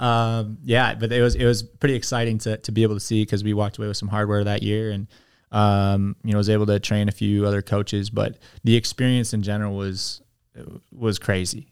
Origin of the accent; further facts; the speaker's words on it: United States; moved away as an adult; also born or lived in China; that means I'm an American